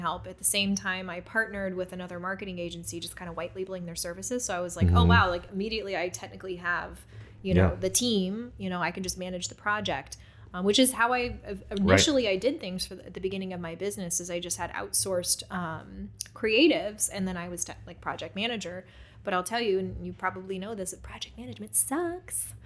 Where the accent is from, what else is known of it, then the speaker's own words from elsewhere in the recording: St. Charles, Missouri, United States; I moved back to St. Louis. I'm from here. I'm from St. Charles.